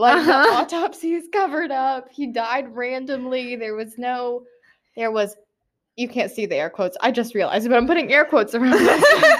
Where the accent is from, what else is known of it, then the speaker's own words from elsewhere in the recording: Washington, United States; now in Georgia, United States; I'm from Washington.